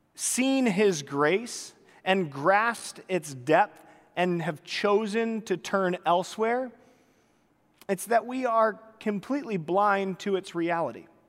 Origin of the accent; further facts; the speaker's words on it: Pacific Northwest, United States; moved away; I had the pleasure of growing up in the Pacific Northwest